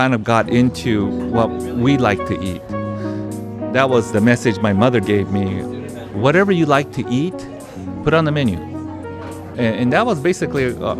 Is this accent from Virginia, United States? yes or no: no; Los Angeles, California, United States; I grew up in Little Tokyo